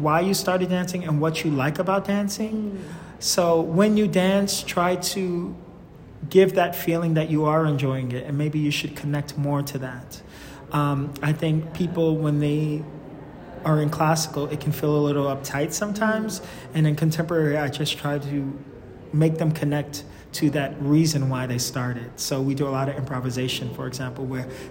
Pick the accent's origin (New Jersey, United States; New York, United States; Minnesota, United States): New York, United States; New York City; moved away as an adult; also born or lived in Munich, Germany / Stuttgart, Germany / Basel, Switzerland; I am from New York, actually. And I started training dance in junior high school